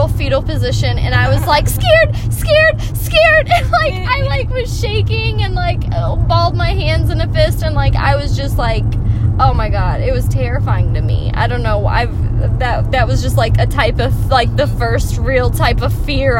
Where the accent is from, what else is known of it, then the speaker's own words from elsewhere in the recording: Texas, United States; I grew up in Texas